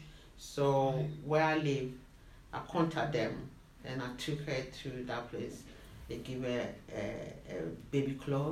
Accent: Ghana; moved away as an adult; now in London, United Kingdom; I'm Ghanaian, come from West Africa

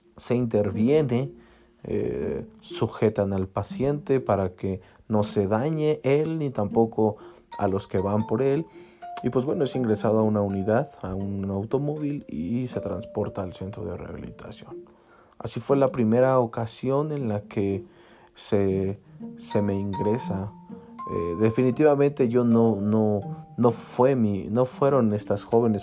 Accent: Cuautitlán Izcalli, State of Mexico, Mexico; un parque de aquí de mi municipio. Yo soy de Cuautitlán Izcalli

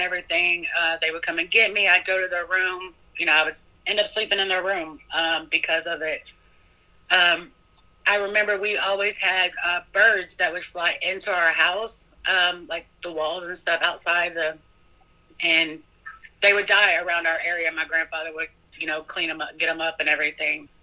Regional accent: Kentucky, United States; now in Petersburg, United States; I'm originally from Kentucky

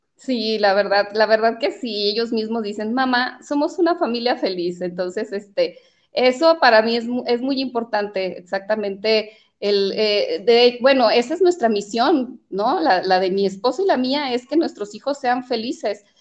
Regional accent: Jalostotitlán, Jalisco, Mexico; also born or lived in Mexico City; mis padres son de, los Altos de Jalisco.

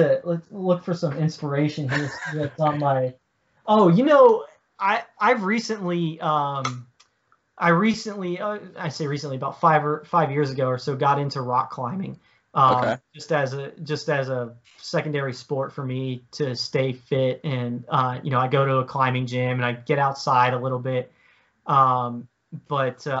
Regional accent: Virginia, United States; I grew up in Virginia

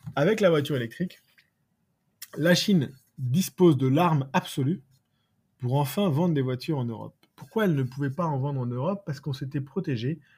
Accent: France; chez nous en France

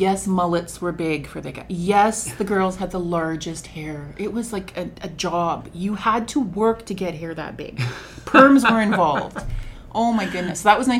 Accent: Moose Jaw, Saskatchewan, Canada; born there; also born or lived in Waldron / Porcupine Plains / Kelliher / Melville; My family moved a lot. So I was born in Moose Jaw.

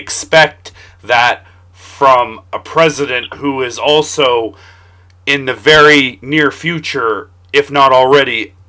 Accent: Canada; I'm Canadian.

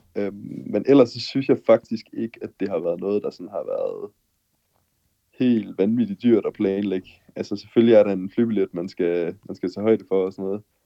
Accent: Denmark; moved away as an adult; now in Mexico; som dansker

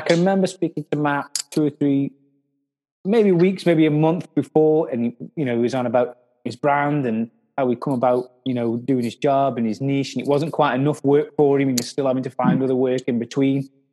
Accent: Stoke-on-Trent, West Midlands, United Kingdom; I'm from Stoke

